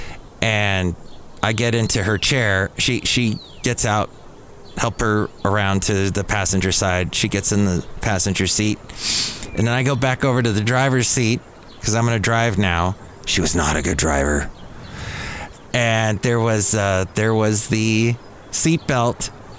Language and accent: English; United States; as an American